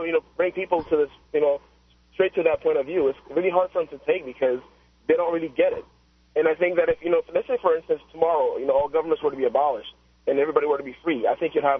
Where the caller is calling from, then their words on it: Miami, Florida, United States; I'm calling you from Miami